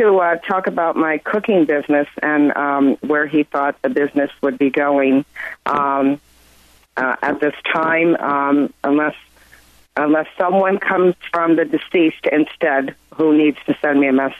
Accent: Westchester County, New York, United States; now in Northern Virginia, United States; Westchester County, originally.

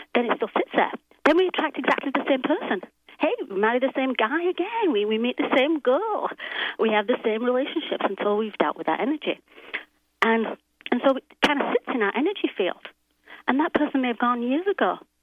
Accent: England, United Kingdom; now in Los Angeles, United States; I'm from England, uh, but I live in Los Angeles

